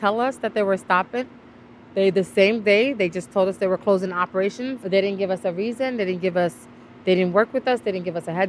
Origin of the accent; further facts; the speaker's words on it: Guinea; now in New York City, United States; I am an immigrant. I am from Africa. I am from Guinea. I'm an immigrant just like you.